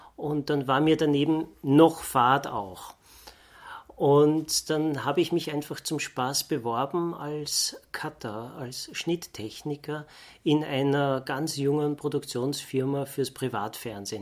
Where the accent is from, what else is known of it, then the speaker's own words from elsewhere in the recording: Vienna, Austria; bin ich Wiener.